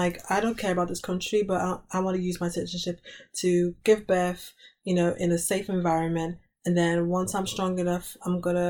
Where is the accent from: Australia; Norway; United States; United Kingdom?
United Kingdom